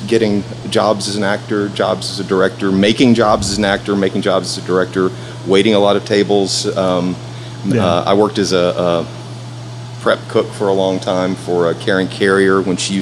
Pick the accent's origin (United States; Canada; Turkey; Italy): United States; Erin, Tennessee; moved away as an adult; also born or lived in Detroit, Michigan; now in Memphis, United States; we moved to Middle Tennessee. That was where I was raised, a little town called Erin